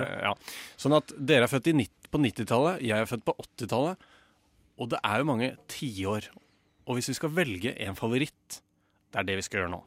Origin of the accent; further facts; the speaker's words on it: Lørenskog, Akershus, Norway; also born or lived in Oslo; Jeg er fra Lørenskog. Og jeg ble født, ikke i Lørenskog, men i Oslo i 1988.